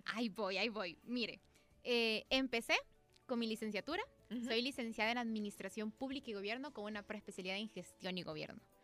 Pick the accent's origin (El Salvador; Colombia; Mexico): El Salvador; así somos los salvadoreños